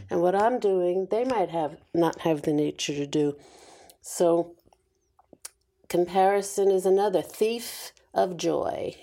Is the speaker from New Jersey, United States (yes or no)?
no; New York, United States; I was born and raised in New York